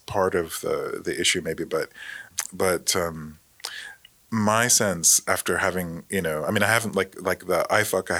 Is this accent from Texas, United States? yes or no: yes; Austin, Texas, United States; moved away; also born or lived in Spokane; I said I was from Austin